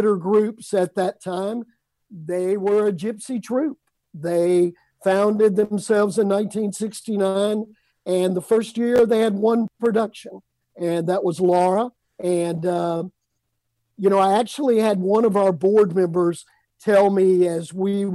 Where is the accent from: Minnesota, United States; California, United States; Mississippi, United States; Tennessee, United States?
Mississippi, United States; Amory; moved away as an adult; I was living in my hometown of Amory, Mississippi